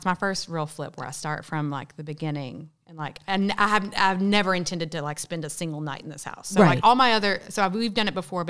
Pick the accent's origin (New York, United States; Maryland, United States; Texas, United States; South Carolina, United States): Texas, United States; I'm from Texas.